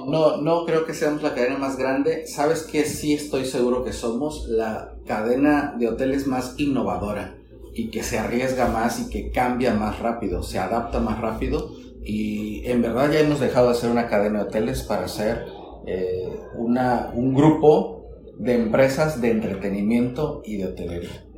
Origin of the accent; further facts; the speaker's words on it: Sinaloa, Mexico; yo soy originario de Sinaloa